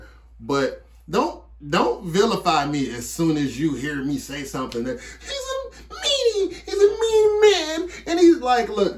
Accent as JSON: {"language": "English", "town": "Detroit", "region": "Michigan", "country": "United States", "said": "I'm from Detroit"}